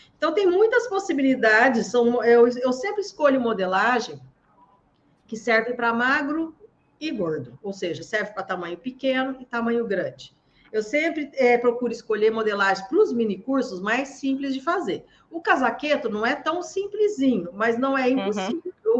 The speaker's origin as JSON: {"language": "Portuguese", "region": "Minas Gerais", "country": "Brazil", "moved": "yes", "lives_now": "Santos, Brazil", "said": "eu sou de Minas Gerais, mas moro em Santos."}